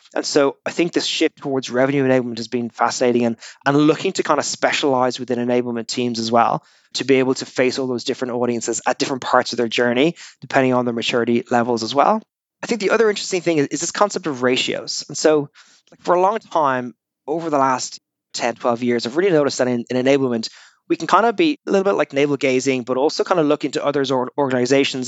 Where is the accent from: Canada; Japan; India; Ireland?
Ireland; Dublin; moved away as an adult; now in Australia; I'm Irish originally. I joined Salesforce almost 17 years ago. It was 2004 when I was a young slip of a lad back in Dublin